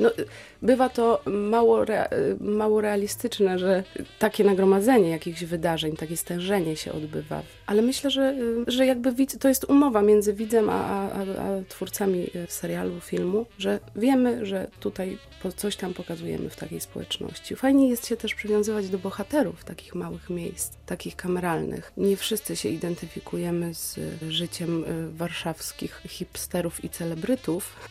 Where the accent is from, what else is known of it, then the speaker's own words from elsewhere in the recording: Słupsk, Pomeranian Voivodeship, Poland; moved away as an adult; also born or lived in Elbląg; now in Wrocław, Poland; Urodziłam się w Elblągu. Moim miastem rodzinnym jest Słupsk, w którym spędziłam 18 lat życia, mieszkając z rodzicami